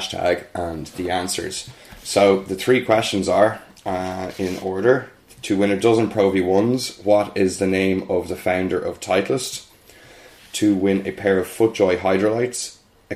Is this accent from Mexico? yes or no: no; Ireland; we're Irish